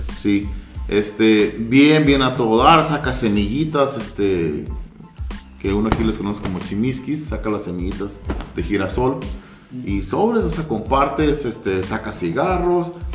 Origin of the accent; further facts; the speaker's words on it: Ensenada, Baja California, Mexico; now in Los Angeles, United States; vengo de, de Jalisco, soy de Ensenada, radico en Los Ángeles